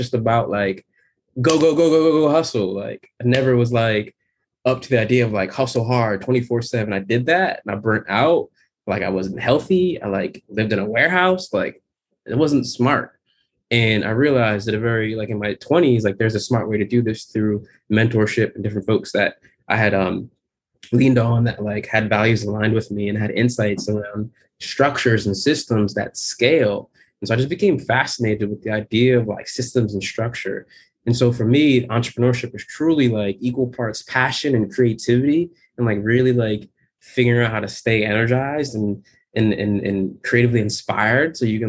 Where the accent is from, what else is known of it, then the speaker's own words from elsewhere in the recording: Jamaica; The pure motivation is I'm Jamaican. I'm so damn Jamaican. My family came here in the 70s and they came here to rock hard.